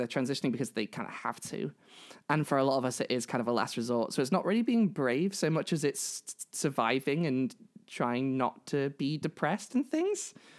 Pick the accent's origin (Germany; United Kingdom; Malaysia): United Kingdom; I am a trans woman from the UK.